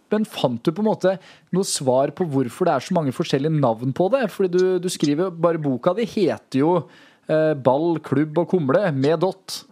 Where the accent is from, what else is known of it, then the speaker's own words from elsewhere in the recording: Bryne, Rogaland, Norway; Bryne, der jeg kommer fra